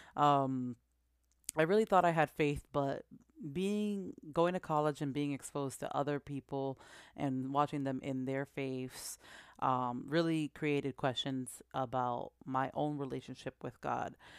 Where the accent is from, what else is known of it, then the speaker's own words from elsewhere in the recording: Massachusetts, United States; now in New Jersey, United States; I was born here in Jersey, and I currently reside in Jersey, but I was raised in Massachusetts.